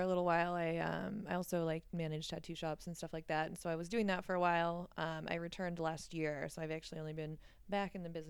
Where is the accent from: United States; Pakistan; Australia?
United States; San Diego, California; I'm from San Diego. I was living in San Diego at the time.